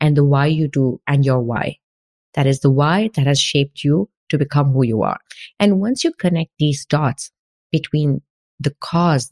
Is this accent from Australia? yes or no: no; India; moved away as an adult; now in France; As an Indian who was working like 14 hours in an IT company in India